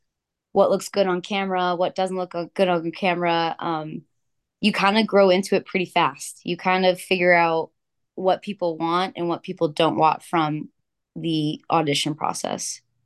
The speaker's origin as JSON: {"language": "English", "area": "Orange County", "region": "California", "country": "United States", "tie": "born or raised there", "also_born_or_lived": "Los Angeles", "said": "I grew up in Orange County, California. My mom and my aunt actually owned a dance studio. So that's where I grew up first, learning how to dance"}